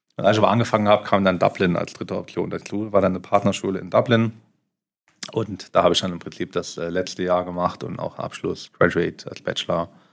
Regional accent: Saarland, Germany; moved away as an adult; also born or lived in Mainz; now in Luxembourg; ich ja doch als Saarländer sehr heimatverbunden bin

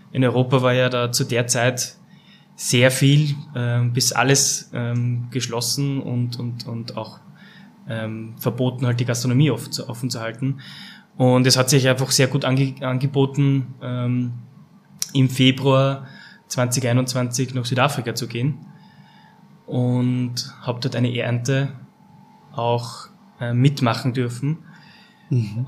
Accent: Langenlois, Lower Austria, Austria; also born or lived in South Africa; aufgewachsen auf einem kleinen Weingut in Mittelberg bei Langenlois.

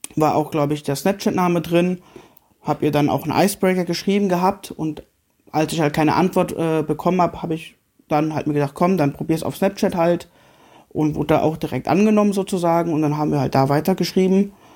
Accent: Marburg, Hesse, Germany; ich bin ja gebürtiger Marburger

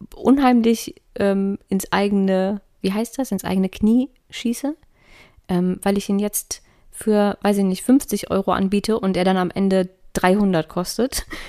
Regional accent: Darmstadt, Hesse, Germany; ich bin ja in Darmstadt groß geworden

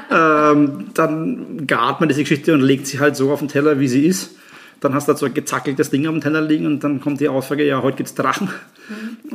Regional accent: Nuremberg, Bavaria, Germany; moved away as an adult; now in Graz, Austria; gebürtig aus Nürnberg, seit 2006 in Österreich

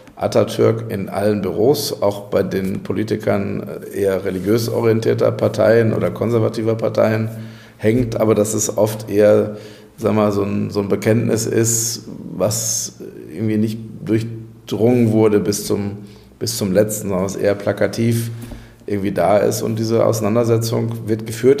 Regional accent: Castrop-Rauxel, North Rhine-Westphalia, Germany; meine Heimatstadt Castrop-Rauxel

